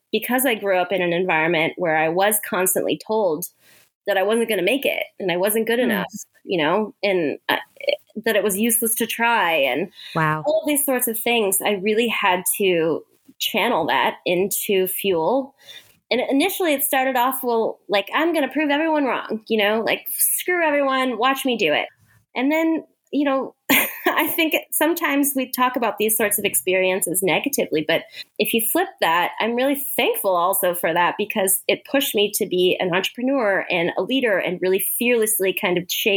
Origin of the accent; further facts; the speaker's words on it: Hawaii, United States; moved away; also born or lived in Arizona / New Zealand; I grew up in Hawaii